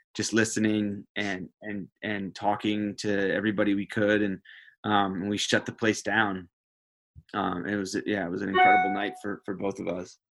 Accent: United States; being an American

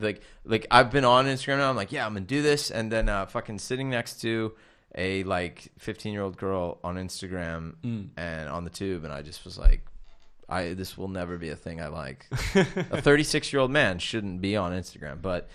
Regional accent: San Diego, California, United States; moved away; It bugged me when I first moved here because I'm from San Diego and we have places like that.

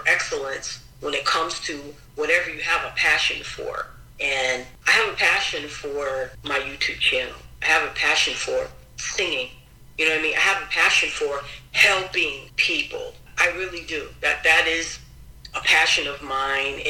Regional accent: Springfield, Massachusetts, United States; also born or lived in New Haven, Connecticut; I grew up here in Springfield, Massachusetts

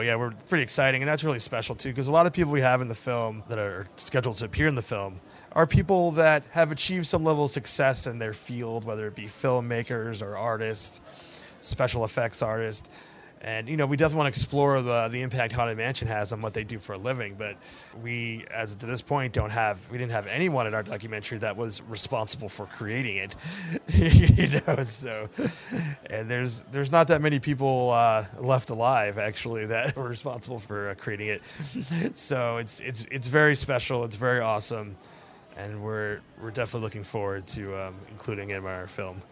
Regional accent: New Jersey, United States; moved away; I grew up in New Jersey for half of my youth.

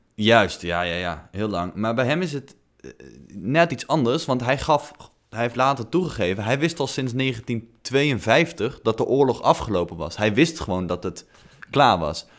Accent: Netherlands; als millennials uit Nederland

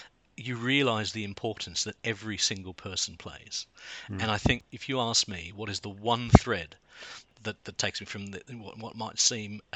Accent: Australia; moved away as an adult; also born or lived in South London, United Kingdom; now in London, United Kingdom; I was born in Australia, but I've lived in the UK for the last 22 years and now call the UK home

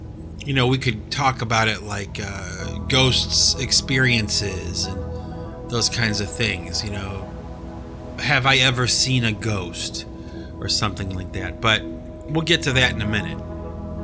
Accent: Cleveland, Ohio, United States; now in New England, United States; I was born and raised in Cleveland, Ohio

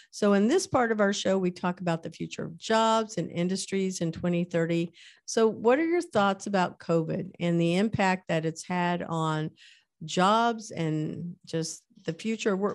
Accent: Kansas, United States; born there; I was born in Kansas. So, you know, that area of the world had a different name.

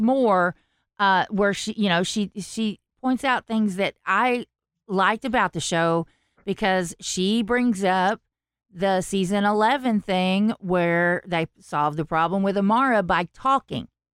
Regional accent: the South, United States; accent: southern; I have a southern accent

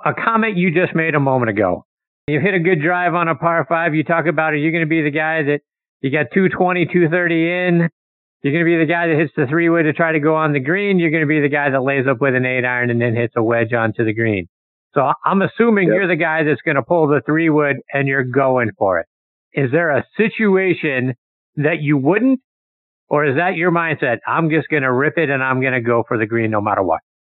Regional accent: Pittsburgh, Pennsylvania, United States; my hometown of Pittsburgh

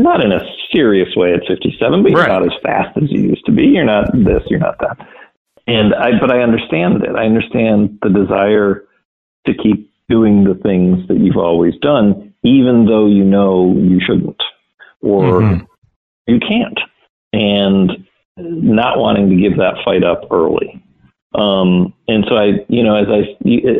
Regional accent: Wisconsin, United States; I grew up on a lake in a small town in Wisconsin

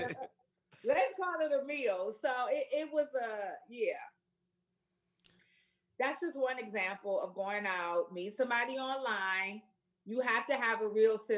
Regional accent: Flint, Michigan, United States; moved away as an adult; now in Memphis, United States; I'm from Flint, Michigan.

